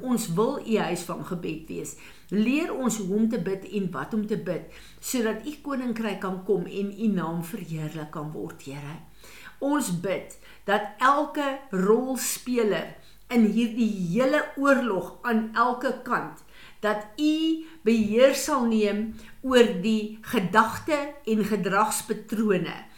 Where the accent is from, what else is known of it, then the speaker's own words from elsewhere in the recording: South Africa; ons as Suid-Afrikaners